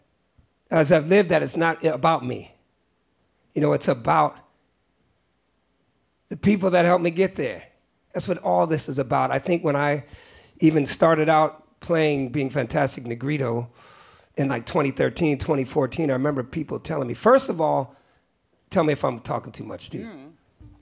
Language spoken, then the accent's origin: English; Oakland, California, United States; also born or lived in Great Barrington, Massachusetts; I was always growing up in the Bay Area, I was always the weird kid. When I was in West Oakland